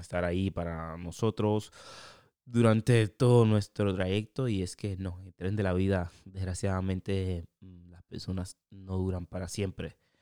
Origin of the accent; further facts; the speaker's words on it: Cuba; moved away; also born or lived in Europe; Yo soy cubano.